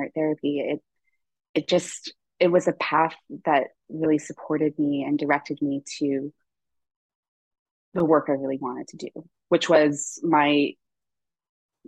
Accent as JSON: {"language": "English", "country": "St. Lucia", "tie": "born or raised there", "moved": "yes", "lives_now": "Toronto, Canada", "said": "I grew up on the island of St. Lucia, and I was born in Toronto."}